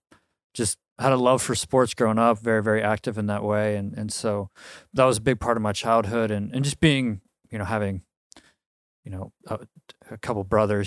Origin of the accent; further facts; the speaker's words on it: Milwaukee, Wisconsin, United States; born there; So, I was born, August 13th, 1987, in Milwaukee, Wisconsin.